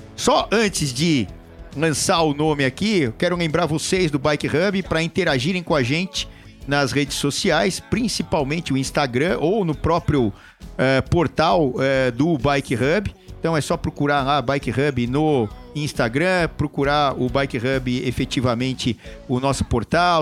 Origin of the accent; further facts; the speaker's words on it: São Paulo, Brazil; eu sou aqui de São Paulo também